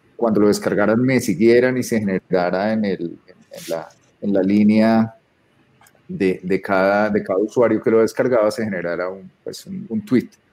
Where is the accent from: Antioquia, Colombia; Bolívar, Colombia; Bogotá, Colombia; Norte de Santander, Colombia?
Bogotá, Colombia; soy bogotano